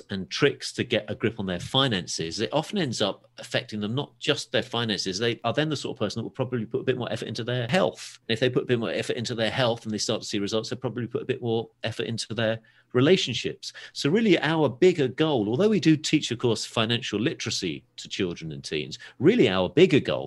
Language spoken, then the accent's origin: English; England, United Kingdom; also born or lived in Los Angeles; As you might be able to tell from my accent, I'm from a little place called England.